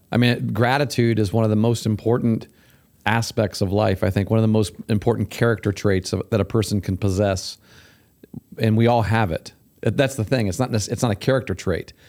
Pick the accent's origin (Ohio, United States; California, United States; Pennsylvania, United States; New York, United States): Ohio, United States; Syracuse; when I was growing up in Syracuse down there